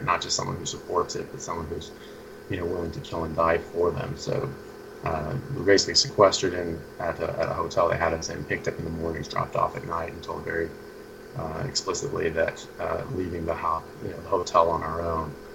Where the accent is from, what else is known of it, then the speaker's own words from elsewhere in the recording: Seattle, Washington, United States; moved away as an adult; also born or lived in England; I grew up in the Seattle area